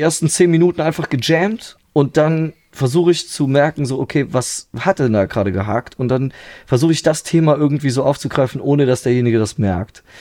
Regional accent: near Trier, Rhineland-Palatinate, Germany; now in Vulkaneifel, Germany; ursprünglich bin ich aus der Nähe, also so direkter Nähe von Trier, so genau. Also da bin ich dann auch ja, bis ich Anfang 20 war, habe ich da gelebt, so bei meinen Eltern

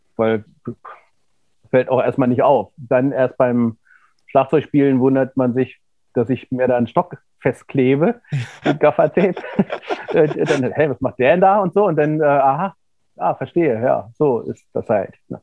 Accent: Göttingen, Lower Saxony, Germany; also born or lived in Kassel; ich bin zwar in Kassel geboren, aber ich bin in Göttingen aufgewachsen.

